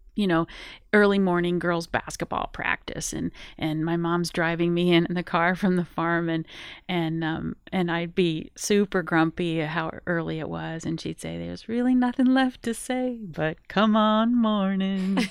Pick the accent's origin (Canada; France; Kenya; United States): United States; Colorado; I am originally from Colorado, grew up in the Rocky Mountains